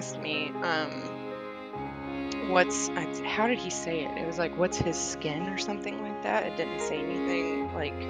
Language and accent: English; the South, United States; I grew up in the South.